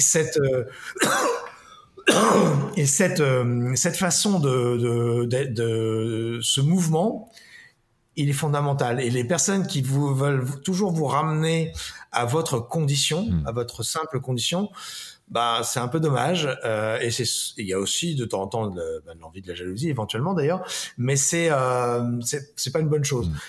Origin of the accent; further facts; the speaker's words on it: Paris, Île-de-France, France; je suis né à Paris